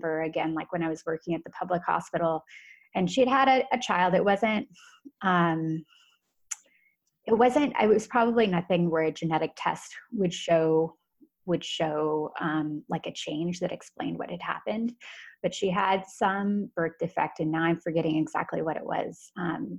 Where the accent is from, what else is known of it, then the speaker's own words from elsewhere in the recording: United States; I'm American